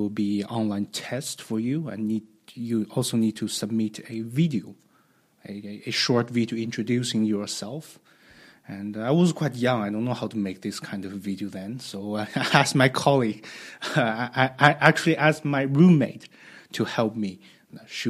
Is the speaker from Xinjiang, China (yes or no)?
no; Tianjin, China; also born or lived in Beijing; I was born in Tianjin, a coastal city close to Beijing, and I went to universities in Beijing